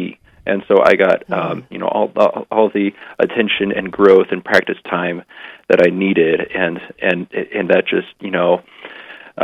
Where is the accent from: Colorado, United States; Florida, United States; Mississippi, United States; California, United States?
Colorado, United States; Fort Collins; back at my hometown parish in Fort Collins, Colorado